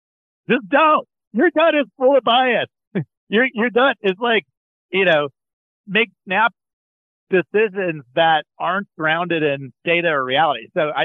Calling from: Colorado, United States; Colorado today, Alex.

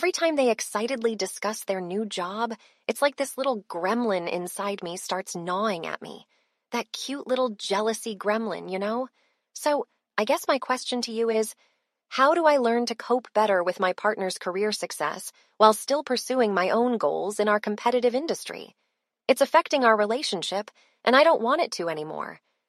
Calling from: Austin, Texas, United States

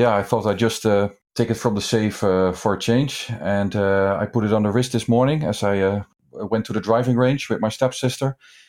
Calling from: The Hague, South Holland, Netherlands; I'm calling in from The Hague in the Netherlands.

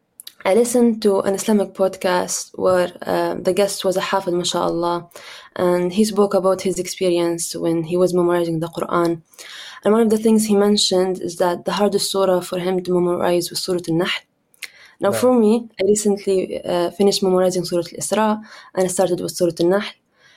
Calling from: Canada

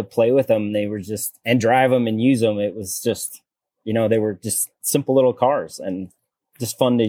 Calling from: Fort Lupton, Colorado, United States; We are from Colorado, Fort Lupton, Colorado.

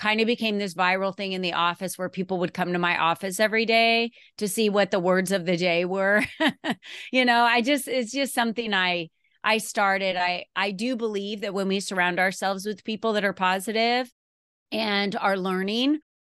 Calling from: Arizona, United States; And I'm coming from Arizona today. So the weather in Arizona is actually really nice and cool this morning.

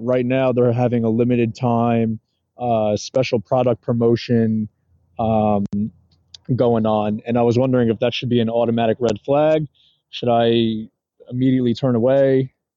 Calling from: New Jersey, United States; I'm calling from New Jersey

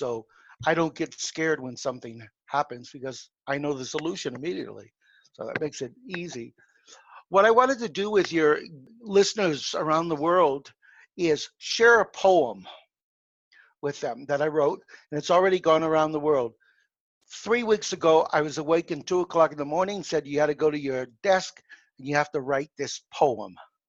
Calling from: Mexico; I'm calling from my home in Mexico. Uh-huh. My wife is Hispanic, so we spend a lot of time in Mexico.

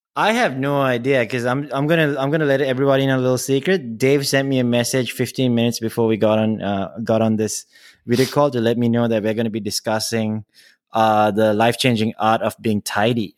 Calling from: Singapore; I'm calling in from Singapore

